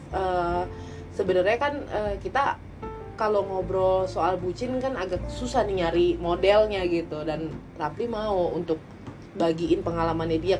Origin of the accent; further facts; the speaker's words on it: Tangerang, Banten, Indonesia; samperin aja kita anak Tangerang